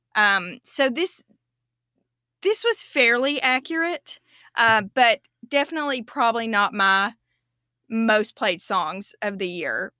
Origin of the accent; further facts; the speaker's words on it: United States; as an American